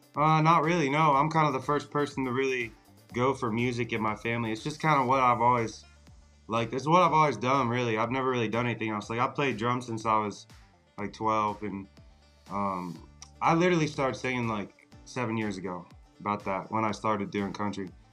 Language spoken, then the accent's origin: English; Carlisle, Pennsylvania, United States; I'm originally from Carlisle, Pennsylvania. It's like South Central